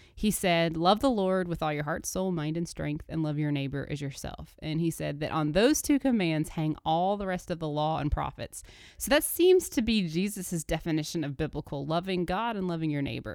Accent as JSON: {"language": "English", "town": "Birmingham", "region": "Alabama", "country": "United States", "tie": "born or raised there", "also_born_or_lived": "Dayton, Tennessee", "moved": "yes", "said": "I grew up in Birmingham, Alabama for the first part of my life, and then Dayton, Tennessee, um, as a y, teenager and young adult"}